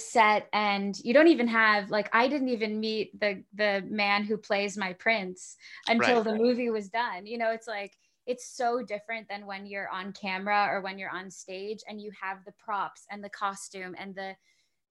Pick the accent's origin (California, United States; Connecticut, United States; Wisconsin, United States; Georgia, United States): California, United States; Southern; I'm, you know, from Southern California